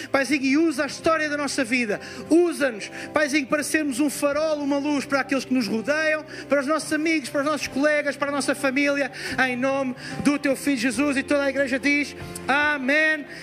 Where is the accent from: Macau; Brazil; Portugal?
Portugal; Lisbon; sou de Portugal, Campos de Lisboa.